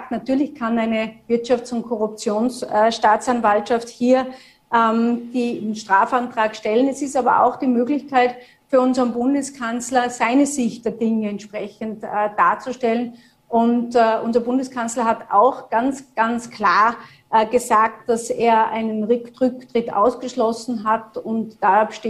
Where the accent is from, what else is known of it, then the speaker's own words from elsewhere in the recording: Tyrol, Austria; als Tirolerin jetzt, als sozusagen Nachbarland von Vorarlberg, kann ich ja nur sagen, dass da auch überregional zusammengearbeitet werden muss